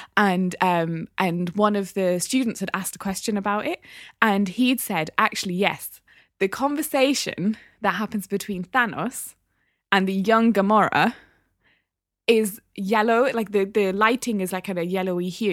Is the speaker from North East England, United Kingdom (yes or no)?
yes; Newcastle upon Tyne, North East England, United Kingdom; I'm from Biker